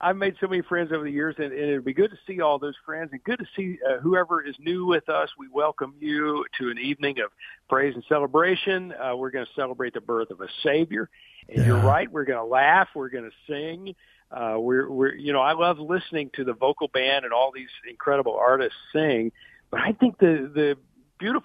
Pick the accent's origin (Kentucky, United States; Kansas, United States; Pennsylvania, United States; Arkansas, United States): Kentucky, United States; Russell Springs; it's my hometown